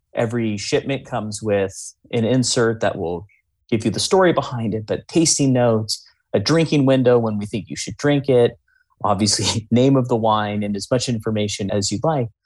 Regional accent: Bay Area, California, United States; growing up in the Bay Area

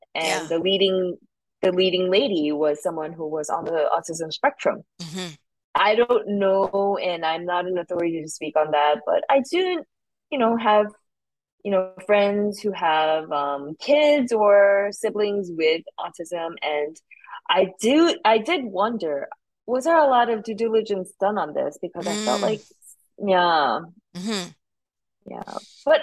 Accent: New York, United States; I'm a New Yorker

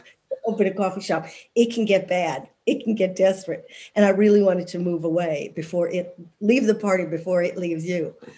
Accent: Evanston, Illinois, United States; moved away as an adult; now in United Kingdom; I was born in Evanston, Illinois.

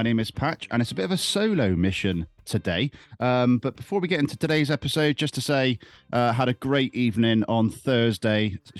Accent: Bristol, South West England, United Kingdom; I'm Longwell Green.

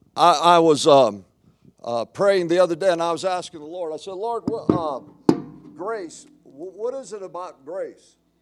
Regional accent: United States; being American

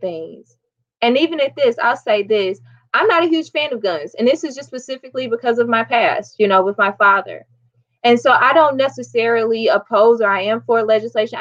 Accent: Illinois, United States; American and from Illinois

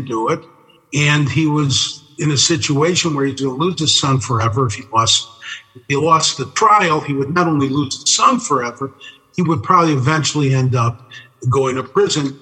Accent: Chicago, Illinois, United States; growing up in Chicago

